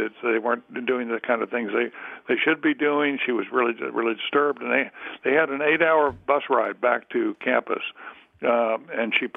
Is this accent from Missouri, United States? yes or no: no; Durham, North Carolina, United States; I'm from North Carolina, from Durham